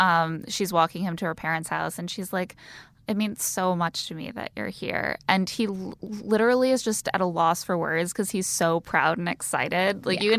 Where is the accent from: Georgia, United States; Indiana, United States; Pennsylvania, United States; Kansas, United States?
Indiana, United States; South Bend; I'm from South Bend, Indiana.